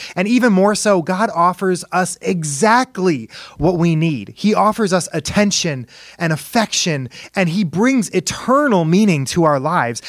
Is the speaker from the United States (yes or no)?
yes; Indiana, United States; he was the director of Christian education at my church growing up in Indiana.